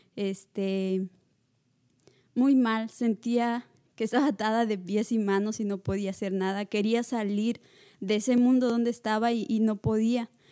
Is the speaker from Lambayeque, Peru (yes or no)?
no; La Libertad, Peru; moved away; soy de Perú, pero soy natural de la libertad de Perú. Y Llevo tres años acá.